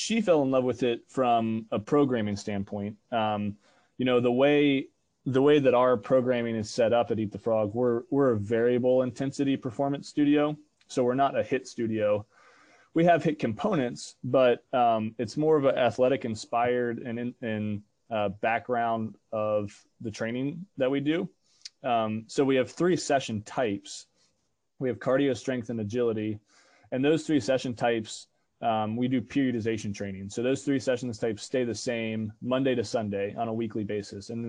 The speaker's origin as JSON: {"language": "English", "region": "Northern Virginia", "country": "United States", "also_born_or_lived": "Atlanta, Georgia", "moved": "yes", "lives_now": "Manhattan, Kansas, United States", "said": "I'm originally from Northern Virginia"}